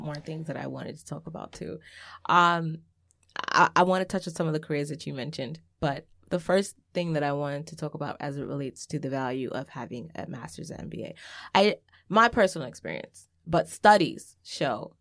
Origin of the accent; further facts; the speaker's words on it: New York City, New York, United States; I grew up in Laurelton. Cambria and Laurelton is changing